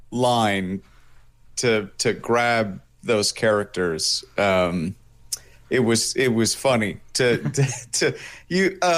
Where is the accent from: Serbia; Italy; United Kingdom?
Italy; born there; also born or lived in Japan; I was actually born in Italy, and oh. then yeah, so two uh, American parents, but I was born in Italy, and then I spent time living in Japan.